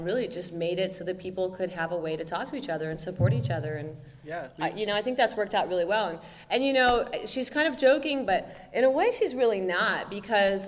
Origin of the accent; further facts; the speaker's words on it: Arizona, United States; I'm from Arizona